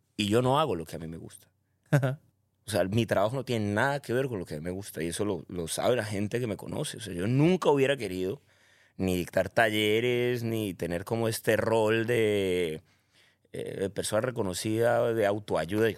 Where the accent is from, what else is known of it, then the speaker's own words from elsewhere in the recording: Cali, Valle del Cauca, Colombia; now in Medellín, Colombia; Nací en Colombia, caleño, orgullosamente caleño. Vivo en Medellín